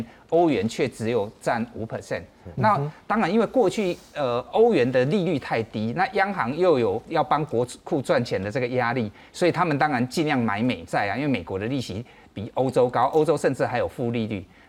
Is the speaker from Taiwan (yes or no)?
yes; Taiwan; 对我们台湾人也去投资很多欧美的市场啊